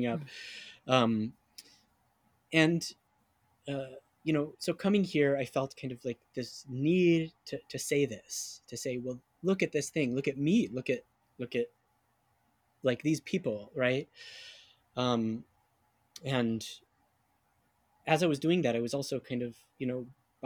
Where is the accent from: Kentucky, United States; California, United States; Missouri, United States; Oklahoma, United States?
California, United States; moved away as an adult; also born or lived in New York; now in Seattle, United States; growing up in California, I mean, that I grew up in a neighborhood that was minority majority